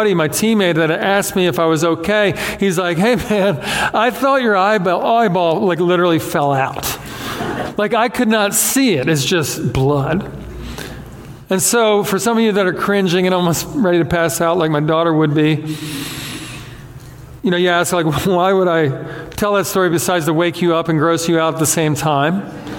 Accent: Beaumont, Texas, United States; Yes, I said dadgum because I grew up in Beaumont.

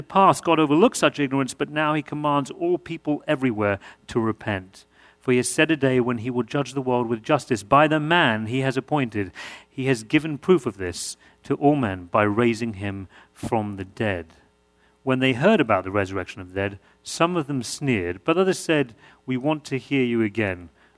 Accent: New York, United States; accent: New York; And and I'm still going to work on my New York accent as well, so it's getting really, really confusing.

